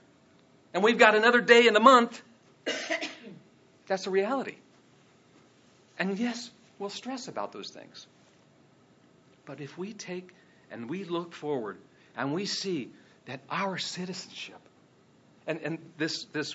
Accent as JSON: {"language": "English", "country": "Ireland", "tie": "born or raised there", "moved": "yes", "lives_now": "United States", "said": "I was born in Ireland"}